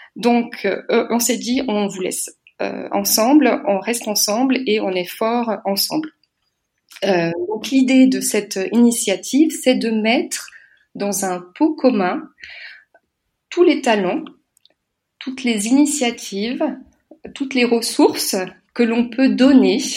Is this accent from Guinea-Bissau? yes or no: no; France; moved away as an adult; also born or lived in Munich, Germany; now in Berlin, Germany; je suis française, j'ai 47 ans, je suis mariée avec un Allemand